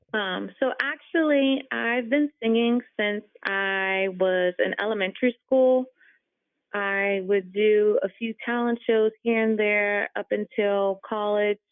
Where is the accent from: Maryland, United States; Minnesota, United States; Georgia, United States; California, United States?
Maryland, United States; also born or lived in Fairfax, Virginia; I was born in Fairfax, and then I grew up in Maryland.